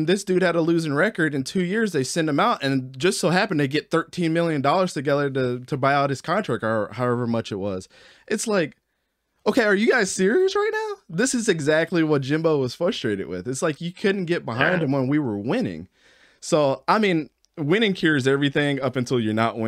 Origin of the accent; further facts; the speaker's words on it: Baltimore, Maryland, United States; also born or lived in North Carolina; now in Delaware, United States; I grew up in Baltimore, moved to North Carolina for a little bit, then moved up to here to Delaware